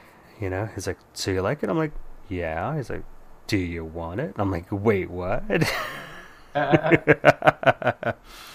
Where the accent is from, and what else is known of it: Bay Area, California, United States; born or raised there